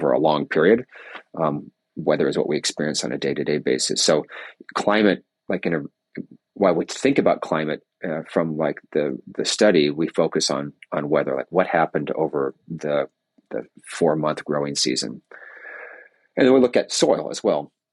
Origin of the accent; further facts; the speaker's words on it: California, United States; moved away; I grew up in California